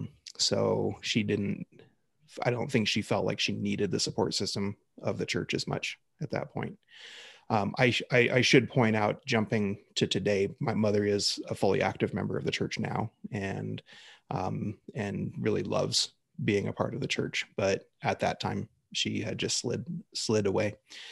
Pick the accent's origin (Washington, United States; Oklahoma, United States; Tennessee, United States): Washington, United States; I was raised out in Washington State and mostly kind of around the suburbs of Seattle area. My family goes back generations in the Seattle area, actually to its founding.